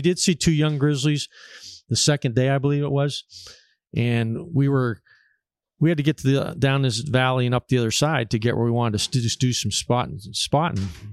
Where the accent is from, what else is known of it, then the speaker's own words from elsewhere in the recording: Erie, Pennsylvania, United States; I'm from Pennsylvania, uh, around Erie, Pennsylvania, northwest corner